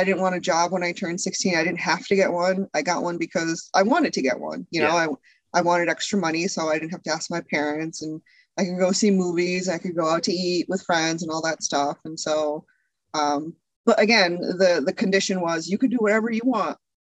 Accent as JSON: {"language": "English", "region": "Connecticut", "country": "United States", "tie": "born or raised there", "also_born_or_lived": "Chicago area", "moved": "yes", "lives_now": "Chicago, United States", "said": "I grew up in Connecticut."}